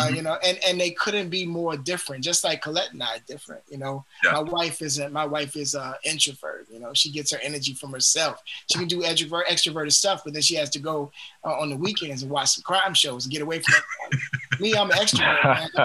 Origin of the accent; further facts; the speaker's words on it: Richmond, Virginia, United States; I'm originally from Richmond, Virginia.